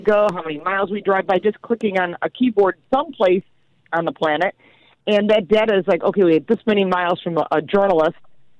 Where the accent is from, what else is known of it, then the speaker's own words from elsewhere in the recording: Detroit, Michigan, United States; moved away; I'm from Detroit originally. I'm a Motor City gal